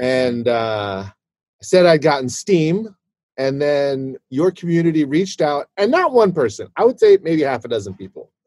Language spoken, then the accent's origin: English; Fort Worth, Texas, United States; I was born in Fort Worth, Texas